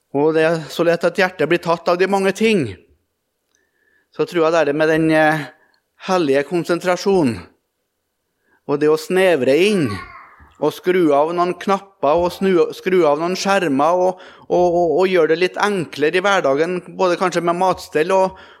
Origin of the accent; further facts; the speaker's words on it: Melhus, Trøndelag, Norway; hjemme i Trøndelag og i Melhus og på Rødde, der jeg vokste opp